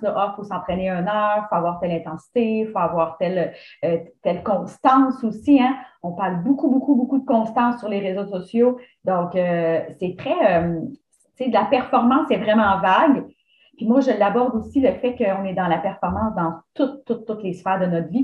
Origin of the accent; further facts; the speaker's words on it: Mauricie, Quebec, Canada; also born or lived in Lanaudière; dans ma région en Mauricie. Et puis, j'ai quitté la Mauricie pendant plusieurs années